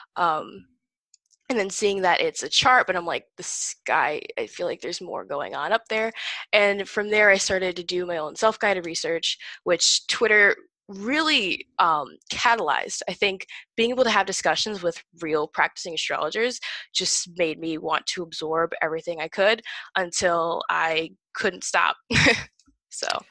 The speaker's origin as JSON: {"language": "English", "region": "northern Indiana", "country": "United States", "tie": "born or raised there", "also_born_or_lived": "Hoboken, New Jersey", "moved": "as an adult", "lives_now": "Massachusetts, United States", "said": "I spent the last 10 years in northern indiana actually so that's where i graduated high school"}